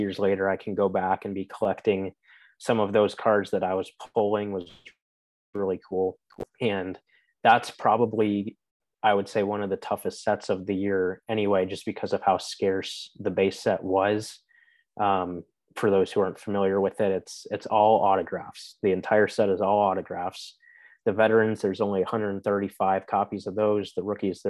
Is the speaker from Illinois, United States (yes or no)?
yes; Chicago, Illinois, United States; moved away as an adult; also born or lived in Indiana; growing up in Chicago with hockey, it wasn't as common